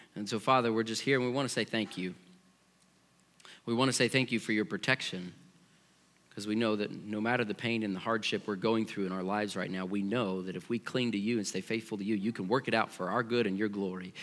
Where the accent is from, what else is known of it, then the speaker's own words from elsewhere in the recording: Missouri, United States; growing up in Missouri